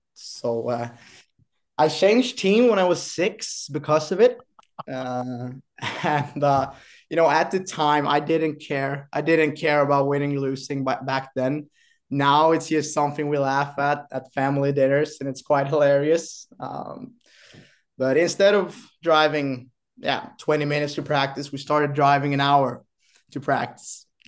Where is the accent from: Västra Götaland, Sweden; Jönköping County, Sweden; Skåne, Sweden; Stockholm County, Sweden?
Skåne, Sweden; Kristianstad; now in Boden, Sweden; born and raised in Kristianstad, southern Sweden